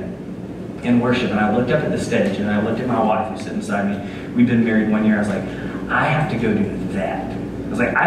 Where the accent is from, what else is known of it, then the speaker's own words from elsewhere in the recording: Dublin, Georgia, United States; moved away; I'm from South Georgia, a little town called Dublin, Georgia